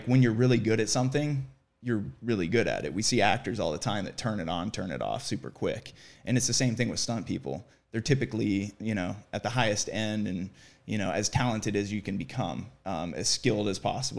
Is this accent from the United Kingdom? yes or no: no; Columbus, Ohio, United States; moved away as an adult; now in Los Angeles, United States; I came from Columbus, Ohio